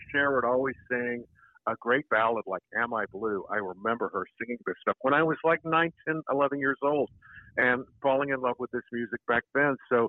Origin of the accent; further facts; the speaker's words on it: Houston, Texas, United States; now in New York City, United States; We know each other from Texas. We're both from Texas. I'm from Houston, and Jim's from Dallas. And back in the 80s, we both had vocal groups that we were doing, working in nightclubs, you know, down in Texas and in that whole region.